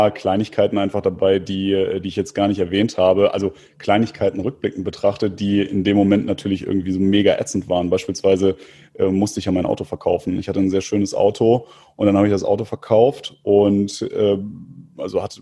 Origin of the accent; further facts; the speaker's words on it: Istanbul, Turkey; Dann habe ich gesagt, ich komme aus Istanbul.